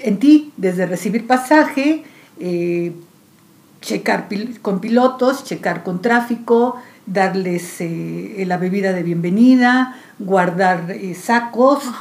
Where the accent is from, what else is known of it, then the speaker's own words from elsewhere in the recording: Mexico City, Mexico; yo nací aquí en Ciudad de México